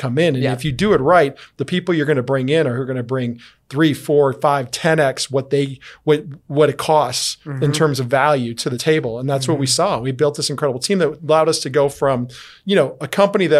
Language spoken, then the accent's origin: English; Chicago, Illinois, United States; I came from Chicago, where it's very dog eat dog. And I come down here and everybody's so nice.